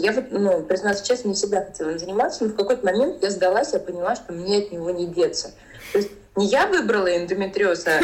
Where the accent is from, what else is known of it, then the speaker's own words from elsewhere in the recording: Belokurikha, Altai Krai, Russia; Я сама родилась mm на Алтае, а, маленький городочек Белокуриха